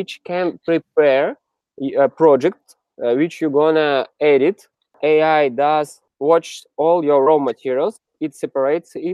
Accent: Siberia, Russia; also born or lived in Moscow, Russia; now in San Francisco, United States; I'm originally from Siberia, very middle of Russia. And then I moved to Moscow.

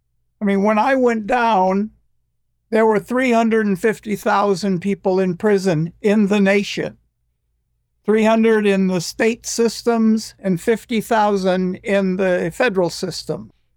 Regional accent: United States; You do this in England, you're British, but I'm American. I'm an ex-convict and I'm a musician. I want to take this on in this country.

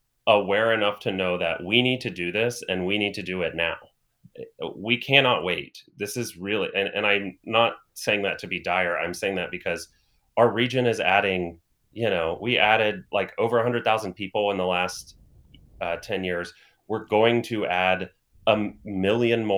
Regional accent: Plain City, Ohio, United States; I am from Plain City

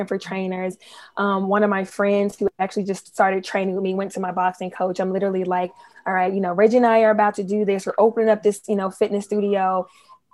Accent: Memphis, Tennessee, United States; now in Washington, D.C., United States; I am from Memphis, Tennessee

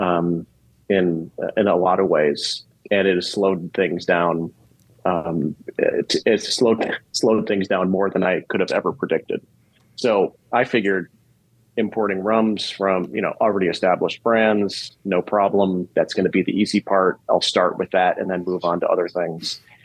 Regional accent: Chicago, Illinois, United States; I grew up in Chicago, which is one of the best cities in the world.

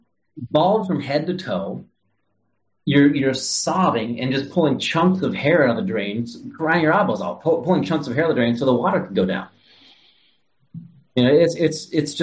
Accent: Ohio, United States; moved away; I was born and raised in Ohio, Midwest guy, regular kid

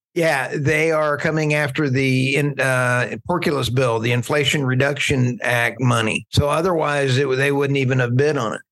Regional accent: Oklahoma, United States; accent: Oklahoma; my Oklahoma accent

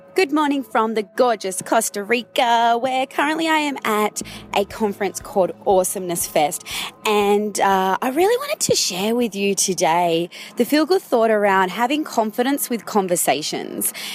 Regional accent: Sydney, New South Wales, Australia; we're both from Sydney

